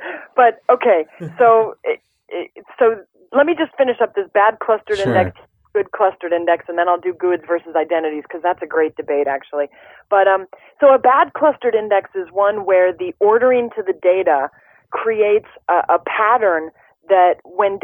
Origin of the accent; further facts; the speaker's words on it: Midwest, United States; I'm from the Midwest